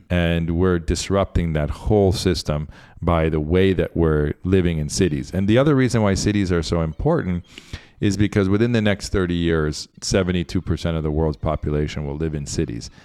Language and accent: English; Central Florida, United States; also born or lived in Argentina; now in Miami, United States; I grew up in Central Florida at the ashram